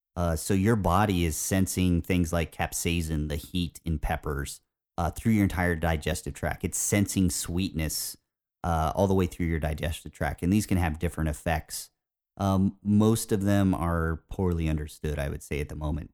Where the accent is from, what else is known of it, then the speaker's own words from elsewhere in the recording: Indiana, United States; growing up in Indiana